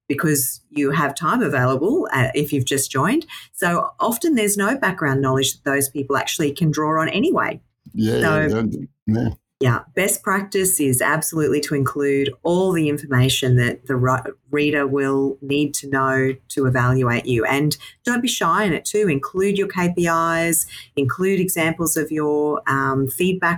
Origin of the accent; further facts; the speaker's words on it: Toowoomba, Queensland, Australia; now in Brisbane, Australia; born and raised in Toowoomba and then came to Brisbane when I finished my degree